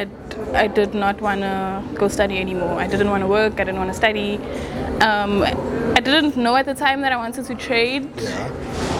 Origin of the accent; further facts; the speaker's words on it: Johannesburg, Gauteng, South Africa; also born or lived in Durban; I've always lived in Johannesburg, grew up in Johannesburg, was born in Durban, moved here when I was like 2